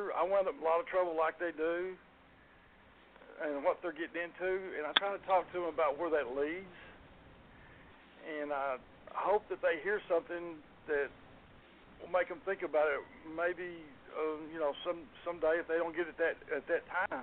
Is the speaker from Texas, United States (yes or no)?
yes; Garland, Texas, United States; I grew up in Garland, Texas. I've lived in Garland all my life